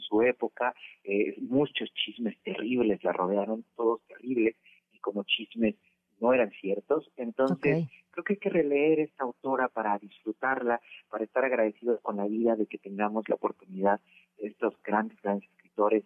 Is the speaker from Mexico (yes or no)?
yes; Mexico; como mexicanos, como mexicanas